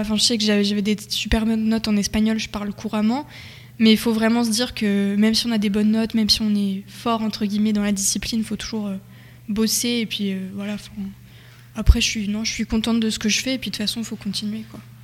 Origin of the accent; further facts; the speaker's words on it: Nogent, France; je viens de Nogent, enfin un village à côté